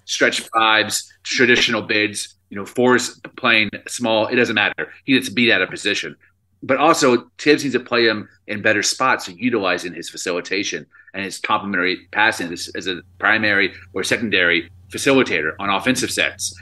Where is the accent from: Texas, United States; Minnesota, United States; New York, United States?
Texas, United States; Dallas; We're both from Dallas, Texas.